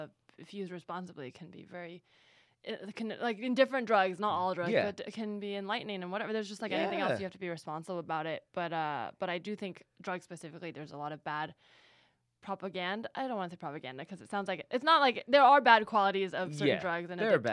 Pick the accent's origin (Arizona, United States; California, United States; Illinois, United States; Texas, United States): California, United States; San Francisco Bay Area; I'm from the Bay Area, so of course.